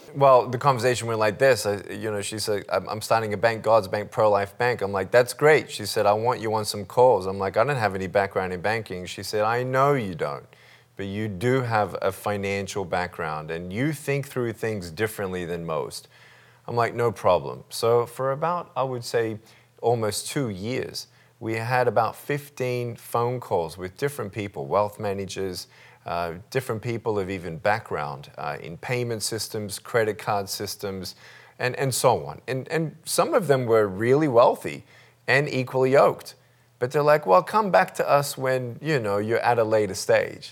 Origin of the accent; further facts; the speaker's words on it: Melbourne, Victoria, Australia; I was born in Melbourne, Australia, uh, limbless